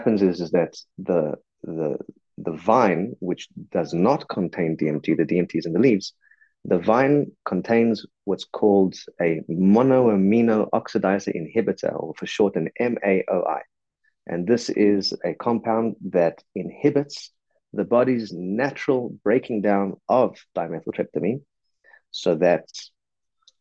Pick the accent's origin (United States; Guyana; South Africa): South Africa; I'm a South African